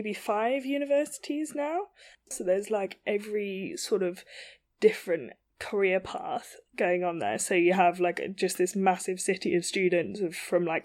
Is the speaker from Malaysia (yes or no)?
no; Banbury, South East England, United Kingdom; Originally, I was born in Banbury, which is kind of the middle of nowhere.